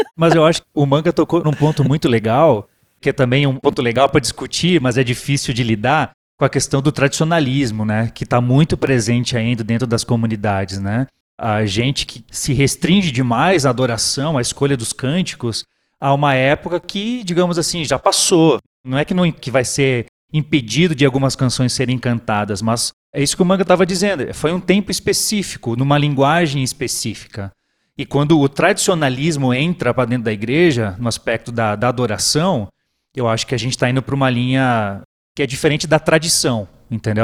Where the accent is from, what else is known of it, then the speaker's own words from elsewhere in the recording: Brazil; nós, como brasileiros, enquanto igreja, aqui no Brasil